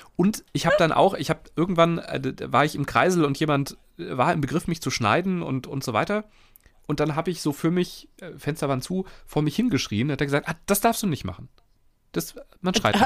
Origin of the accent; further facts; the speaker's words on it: Germany; so erwarten wir es als Deutsche ja auch